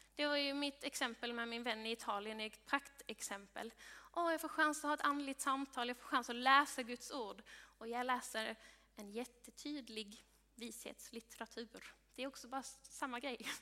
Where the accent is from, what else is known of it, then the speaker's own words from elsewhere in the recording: Sweden; du och jag som svenskar